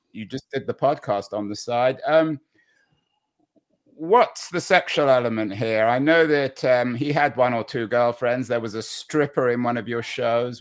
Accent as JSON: {"language": "English", "region": "England", "country": "United Kingdom", "moved": "yes", "lives_now": "San Francisco, United States", "said": "I'm English"}